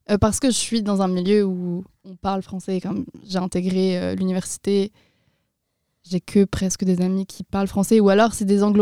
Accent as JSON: {"language": "French", "town": "Tours", "region": "Centre-Val de Loire", "country": "France", "moved": "as an adult", "lives_now": "Moncton, Canada", "said": "dans ma ville, là où je viens, donc de Tours"}